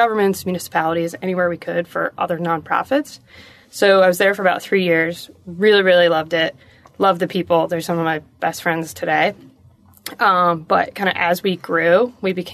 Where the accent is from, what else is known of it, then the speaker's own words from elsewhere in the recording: Connecticut, United States; I'm originally from Connecticut